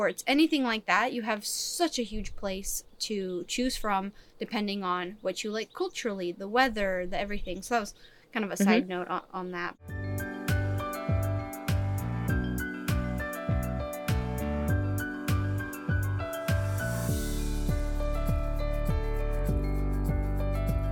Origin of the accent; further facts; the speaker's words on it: California, United States; also born or lived in Czech Republic / Chicago; I was growing up in California mostly